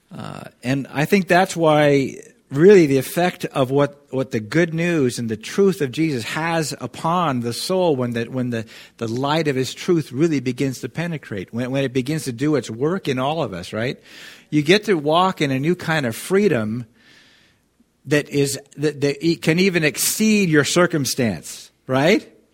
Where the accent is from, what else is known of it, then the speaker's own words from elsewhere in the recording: Kirkland, Washington, United States; moved away as an adult; also born or lived in Irrigon, Oregon; I grew up in Seattle, you know, the, in Kirkland.